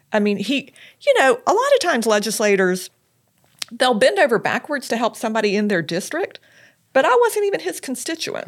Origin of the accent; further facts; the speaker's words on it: Lexington, South Carolina, United States; moved away as an adult; also born or lived in Charleston, South Carolina / Washington, D.C.; I am from Lexington, South Carolina originally